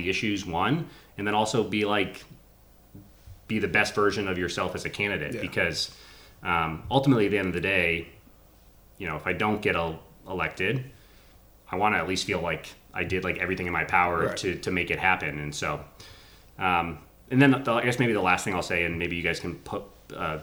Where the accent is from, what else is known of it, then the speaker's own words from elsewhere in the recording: Framingham, Massachusetts, United States; moved away; I grew up in Framingham, I've only moved back 5 years ago